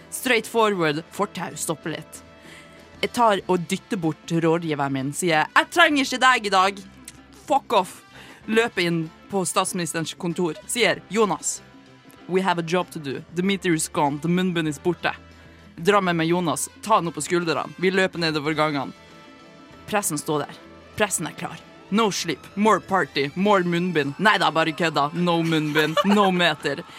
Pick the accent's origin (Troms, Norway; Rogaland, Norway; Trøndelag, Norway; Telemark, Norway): Trøndelag, Norway; Trondheim; tror, jeg er fra, fra oppe i nord et sted.